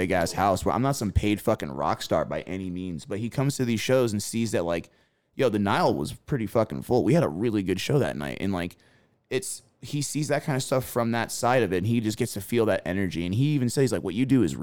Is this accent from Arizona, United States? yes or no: yes; Arizona, United States; I grew up born and raised in Arizona